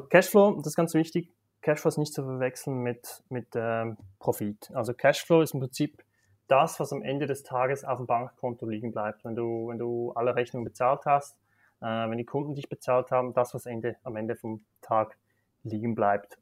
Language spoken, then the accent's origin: German; Switzerland; accent: Swiss; also born or lived in Basel / Singapore; now in Zürich, Switzerland; Ich bin in Bergen aufgewachsen, klassisch in der Schweiz